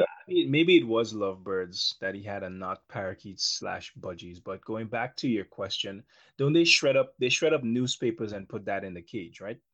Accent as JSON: {"language": "English", "country": "Guyana", "tie": "born or raised there", "said": "when I was a child growing up in Guyana"}